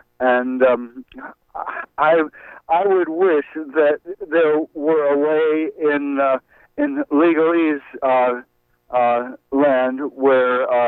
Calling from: Brooklyn, New York, United States; …, I'm calling from Brooklyn.

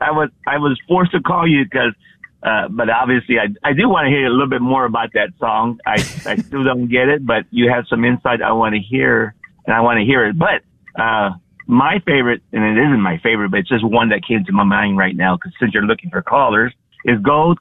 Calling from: San Antonio, Texas, United States; San Antonio, Texas.

